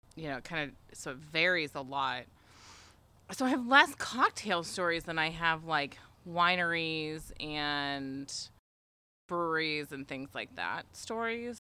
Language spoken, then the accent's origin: English; United States; I'm American